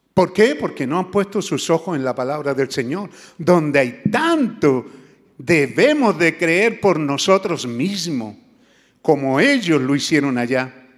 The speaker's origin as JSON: {"language": "Spanish", "country": "Chile", "moved": "yes", "said": "allá en mi tierra mis viejos le decían los güeyes"}